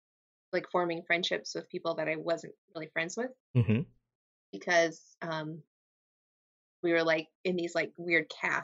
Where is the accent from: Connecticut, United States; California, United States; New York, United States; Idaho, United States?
New York, United States; Astoria; okay, I did like high school and I did like growing up in Astoria.